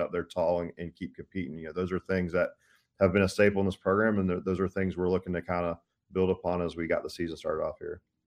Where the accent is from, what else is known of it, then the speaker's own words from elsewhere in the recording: Tallahassee, Florida, United States; growing up in Tallahassee